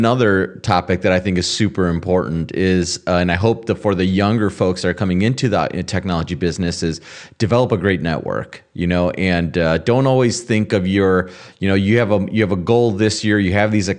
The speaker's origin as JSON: {"language": "English", "country": "United States", "said": "as Americans, you know, this is important that we figure this out. You know, our country is being attacked in very different ways"}